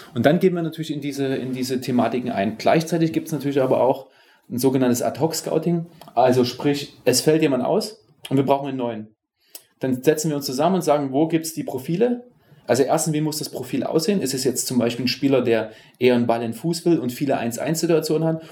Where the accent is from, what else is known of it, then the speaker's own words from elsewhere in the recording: Dresden, Saxony, Germany; moved away; also born or lived in Berlin; gebürtiger Dresdner